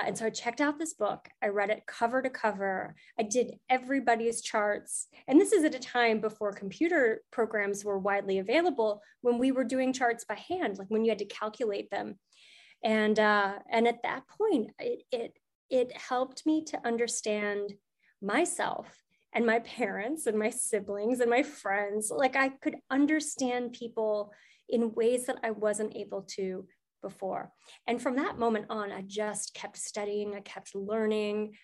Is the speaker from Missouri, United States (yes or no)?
yes; St. Louis, Missouri, United States; I was at the St. Louis Public Library, which is where I'm from. I'm from St. Louis.